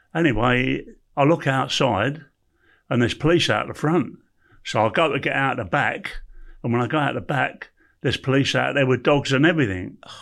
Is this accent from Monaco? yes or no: no; London, United Kingdom; I was born in Camden Town